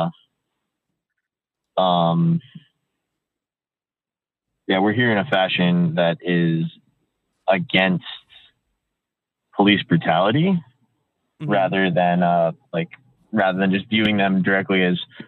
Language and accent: English; Washington, D.C. area, District of Columbia, United States; born or raised there; now in Seattle, United States